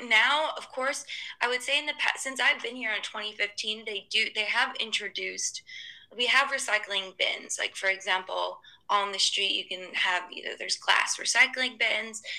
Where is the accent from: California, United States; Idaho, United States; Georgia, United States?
Georgia, United States; Atlanta; moved away as an adult; also born or lived in Los Angeles; now in Hong Kong; I'm originally from Atlanta, from the U.S., and then I moved to Hong Kong in 2015